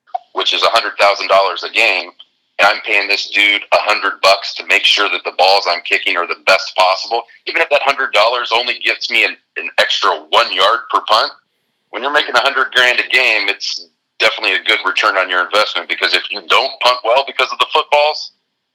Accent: Indiana, United States; I'm from Indiana

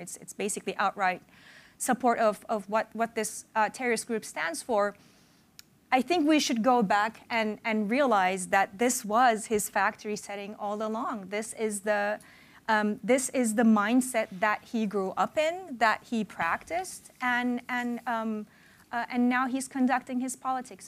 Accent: Turkey; moved away; when I was a kid and growing up in Turkey

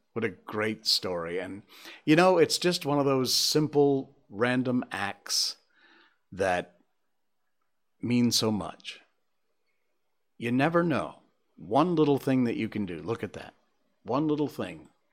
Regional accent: Cornwall, Connecticut, United States; my hometown of Cornwall, Connecticut, where we have four seasons

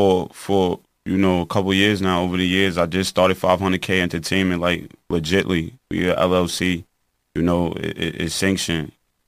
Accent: Riverhead, New York, United States; I was born and raised in Riverhead, you know, Riverhead, New York. And my upcoming was like, I came up in a trap. You know, I came up in the slums, in the hood.

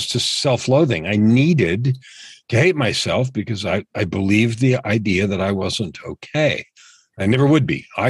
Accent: San Francisco Bay Area, California, United States; I grew up in San Francisco Bay Area

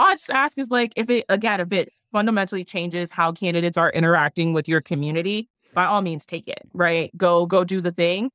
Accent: Milwaukee, Wisconsin, United States; born or raised there

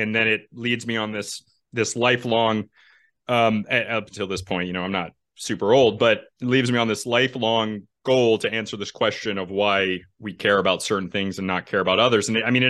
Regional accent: New England, United States; I'm from New England.

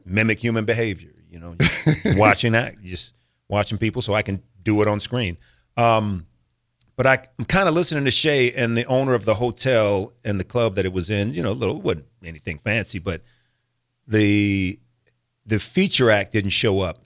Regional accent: Omaha, Nebraska, United States; I was born and raised in Omaha, Nebraska

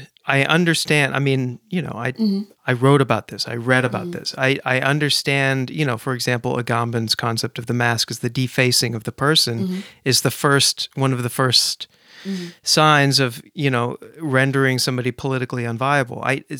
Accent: San Francisco, California, United States; Yeah, I wanted to introduce you to my hometown.

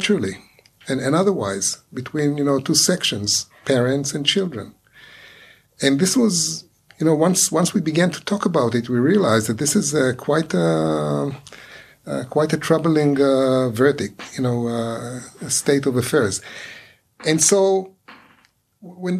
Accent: Ra'anana, Central District, Israel; English is a second language; moved away as an adult; also born or lived in New York, United States / Long Island, United States; I came to NYU from Ra'anana

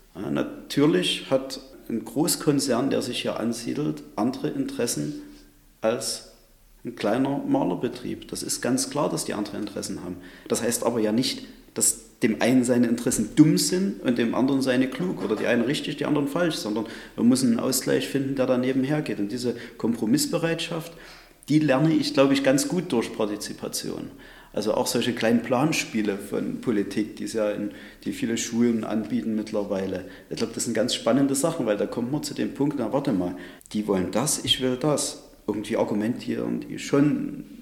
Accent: Chemnitz, Saxony, Germany; Sonnenberg, das ist unser Chemnitzer kreatives Viertel

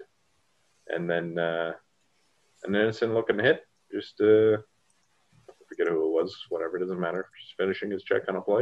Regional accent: Ontario, Canada; we're all from Ontario and we're all Leafs fans

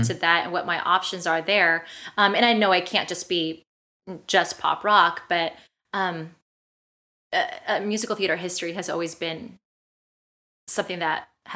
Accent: California, United States; also born or lived in Missouri; I'm originally from California

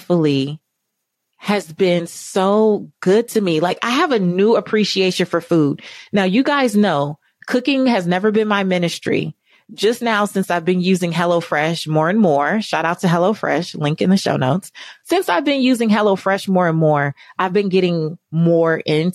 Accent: California, United States; I'm from California

